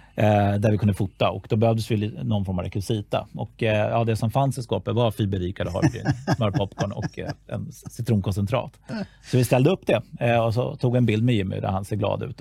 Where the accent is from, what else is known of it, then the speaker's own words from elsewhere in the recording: Stockholm, Stockholm County, Sweden; jag är född och uppvuxen i Stockholm